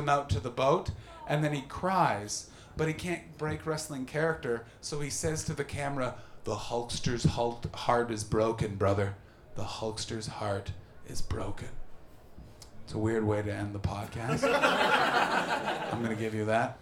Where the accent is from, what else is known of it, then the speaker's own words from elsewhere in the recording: Ottawa, Ontario, Canada; moved away; I grew up in Ottawa, which is the capital